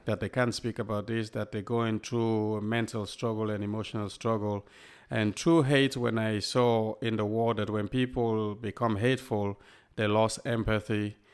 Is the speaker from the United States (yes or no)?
no; Sierra Leone; also born or lived in Liverpool, England; now in Southport, United Kingdom; a kid growing up in Sierra Leone